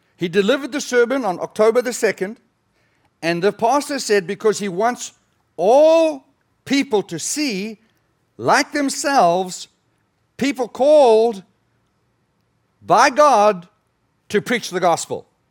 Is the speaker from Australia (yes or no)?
no; South Africa; moved away; I was raised in the Dutch Reformed denomination in South Africa.